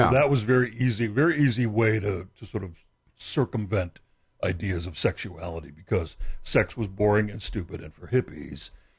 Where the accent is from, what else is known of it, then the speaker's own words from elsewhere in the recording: Texas, United States; moved away as an adult; now in Los Angeles, United States; I'm from Texas, and Christianity's in the air.